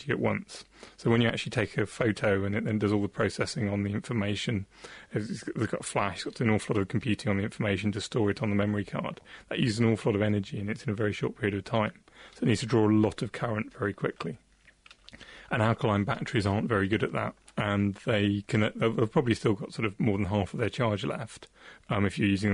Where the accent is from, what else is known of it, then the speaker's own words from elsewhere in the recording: near Salcombe, Devon, South West England, United Kingdom; There's a place near where I grew up called Salcombe in Devon